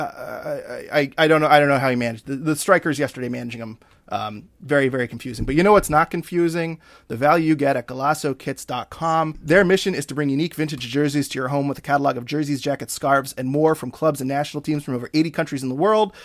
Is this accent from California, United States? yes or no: no; Maine, United States; I'm from Maine